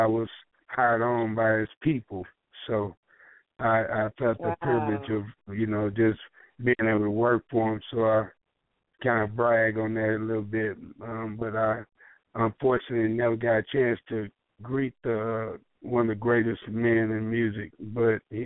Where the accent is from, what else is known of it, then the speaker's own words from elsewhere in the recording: St. Louis, Missouri, United States; also born or lived in Little Rock, Arkansas; I'm originally from St. Louis, Missouri. And I grew up there in the county area and back and forth from, like, Arkansas, a little place down there in Little Rock.